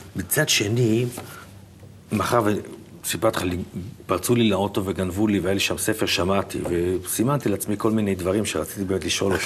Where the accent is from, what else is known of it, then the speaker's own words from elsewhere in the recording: Petah Tikva, Central District, Israel; also born or lived in Tel Aviv; פה נולדתי